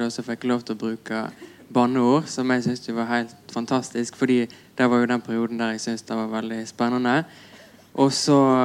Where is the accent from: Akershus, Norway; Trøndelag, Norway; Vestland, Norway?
Vestland, Norway; Radøy; accent: Radøy dialect (stril); now in Oslo, Norway; jeg har hørt veldig lite musikk fra Norden med min dialekt